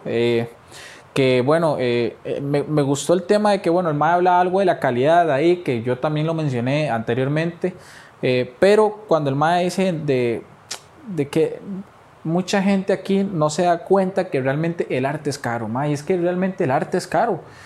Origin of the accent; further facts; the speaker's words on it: Costa Rica; así somos los ticos